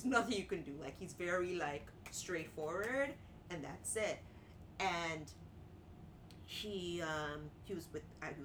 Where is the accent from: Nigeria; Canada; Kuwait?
Canada; Markham, Ontario; I grew up in Markham, which is like Asians, whites, and sprinkles of black